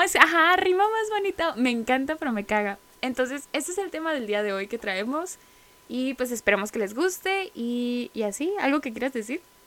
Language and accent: Spanish; Mexicali, Baja California, Mexico; somos de aquí, somos de Mexicali, Baja California, la ciudad del sol